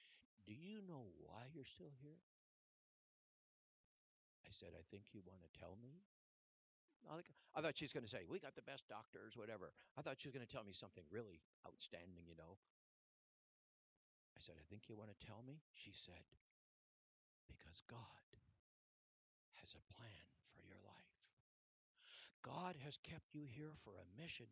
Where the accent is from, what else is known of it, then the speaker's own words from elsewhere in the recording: Canada; from Canada